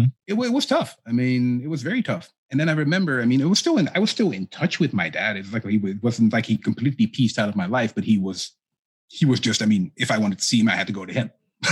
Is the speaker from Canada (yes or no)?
no; Amsterdam, North Holland, Netherlands; born there; I mean, I was born in 81 in Holland.